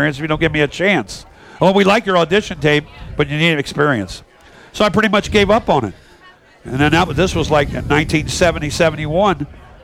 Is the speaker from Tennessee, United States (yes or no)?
no; Cincinnati, Ohio, United States; moved away; also born or lived in Terre Haute, Indiana; I grew up in Cincinnati, on the east side